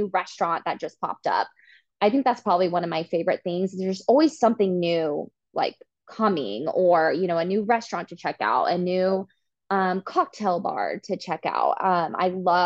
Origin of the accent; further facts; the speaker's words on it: Wichita, Kansas, United States; moved away as an adult; also born or lived in Manhattan, Kansas; now in Kansas City, United States; I grew up in Wichita